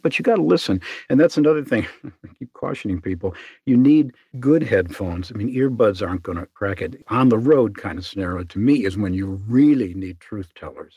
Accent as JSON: {"language": "English", "town": "Chicago", "region": "Illinois", "country": "United States", "said": "I'm from Chicago"}